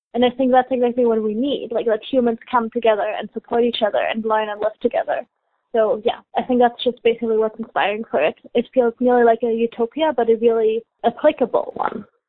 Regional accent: Germany; moved away as an adult; now in Halifax, Canada; I'm originally from Germany and I came here for an exchange for university.

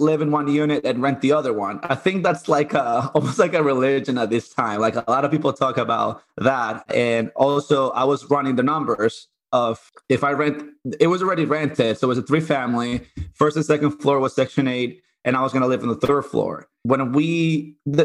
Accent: Dominican Republic; moved away as an adult; also born or lived in Puerto Rico; now in Connecticut, United States; I grew up in Dominican Republic

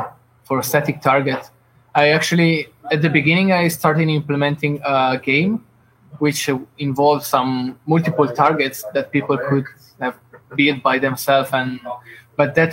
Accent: Italy; now in Lithuania; I'm originally from Italy. I moved to Lithuania.

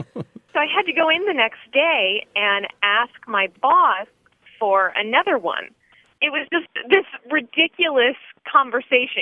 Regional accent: Tallahassee, Florida, United States; I'm from Tallahassee, Florida

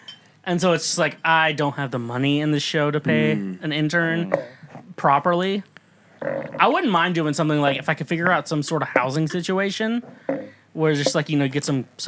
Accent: Midwest, United States; I'm from the Midwest, I can eat as much as I want.

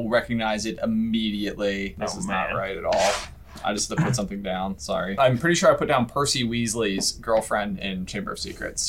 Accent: United States; We're American.

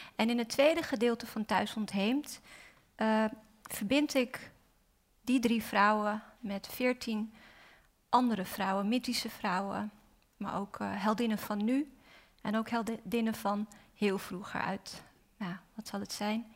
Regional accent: Amsterdam, North Holland, Netherlands; ik ben vooral Osdorps, want ik ben opgegroeid in Osdorp

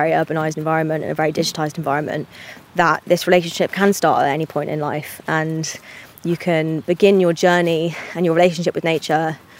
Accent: Hackney, London, United Kingdom; I'm from Hackney in London, which is a very green borough and a green city, but it's still very urban.

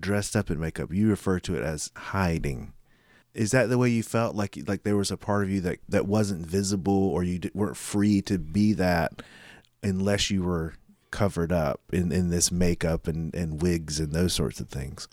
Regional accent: Goldsboro, North Carolina, United States; I grew up in Goldsboro

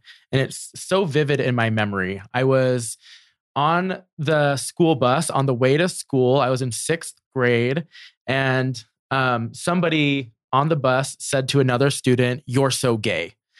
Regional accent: New Jersey, United States; I'm very thankful for my experience growing up in New Jersey.

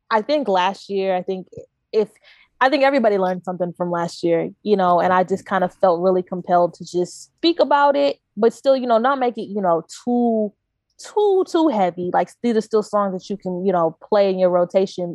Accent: Knoxville, Tennessee, United States; He's a really cool director that I grew up with in Knoxville

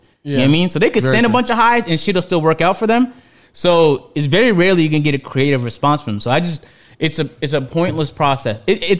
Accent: Canada; born there; But I'm not even really from Ethiopia. I was born in Canada.

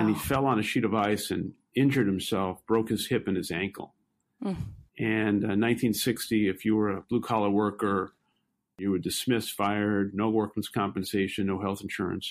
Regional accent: New York City, New York, United States; I grew up in Brooklyn, New York, and uh, lived uh, most of my young adolescent and teenage life in public housing

